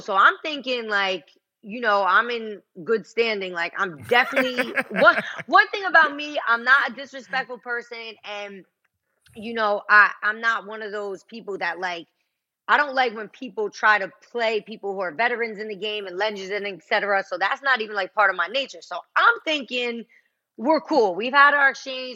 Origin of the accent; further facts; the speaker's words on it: Passaic County, New Jersey, United States; I'm from Jersey